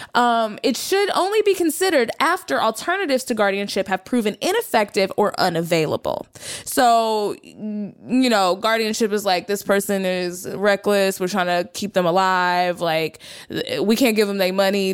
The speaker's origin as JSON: {"language": "English", "region": "Texas", "country": "United States", "said": "I'm from Texas"}